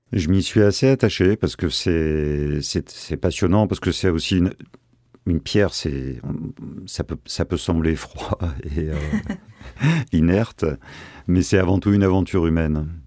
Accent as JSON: {"language": "French", "town": "Marseille", "region": "Provence-Alpes-Côte d'Azur", "country": "France", "said": "nous sommes Marseillais avant tout, mais amoureux de la Provence"}